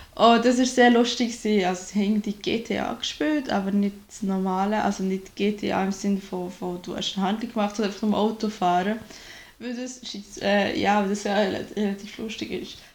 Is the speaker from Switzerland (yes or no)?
yes; Switzerland; moved away as an adult; now in Germany; ich bin halt wirklich direkt vor, aus der Lehre raus nach Deutschland gezogen. Ich habe nie alleine in der Schweiz gelebt